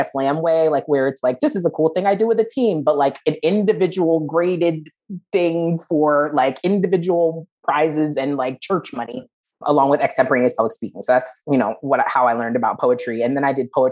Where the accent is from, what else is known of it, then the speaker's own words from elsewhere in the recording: New Jersey, United States; I'm from New Jersey